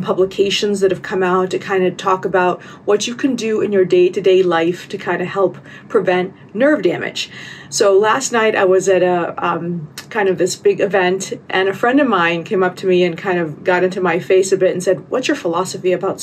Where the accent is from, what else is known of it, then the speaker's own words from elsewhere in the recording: United States; I'm American